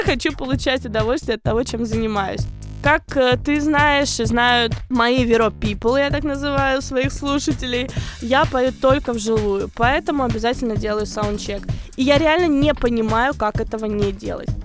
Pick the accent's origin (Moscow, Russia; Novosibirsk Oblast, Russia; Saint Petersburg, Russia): Moscow, Russia; also born or lived in Rostov Oblast; now in United States; я приезжала из Москвы к бабушке в Ростовской области